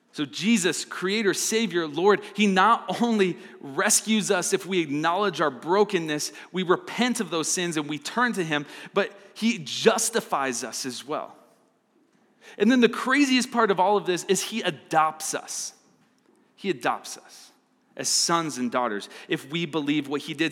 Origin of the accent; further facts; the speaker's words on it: Arizona, United States; now in Fort Collins, United States; I'm from Arizona